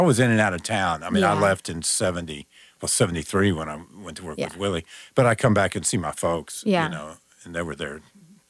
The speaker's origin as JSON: {"language": "English", "town": "Dallas", "region": "Texas", "country": "United States", "tie": "born or raised there", "said": "I grew up in Dallas"}